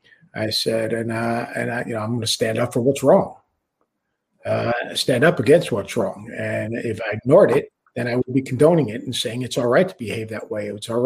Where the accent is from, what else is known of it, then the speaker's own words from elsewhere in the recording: Plainview, New York, United States; even though I grew up in New York and Long Island, and obviously grew up in a fairly large Jewish population in Plainview